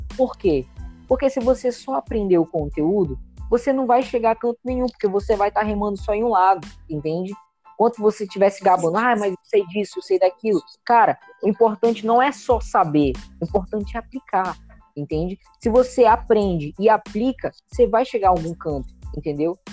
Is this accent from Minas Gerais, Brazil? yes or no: no; Boa Vista, Roraima, Brazil; sou aqui de Boa Vista, Roraima